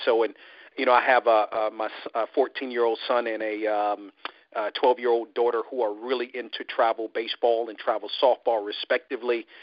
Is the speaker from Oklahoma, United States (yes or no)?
no; Washington, District of Columbia, United States; moved away; I'm originally from the Washington D.C. area